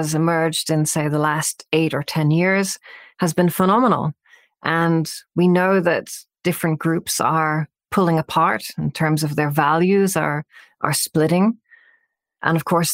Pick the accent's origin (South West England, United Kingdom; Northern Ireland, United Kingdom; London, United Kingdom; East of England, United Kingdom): Northern Ireland, United Kingdom; I grew up in Northern Ireland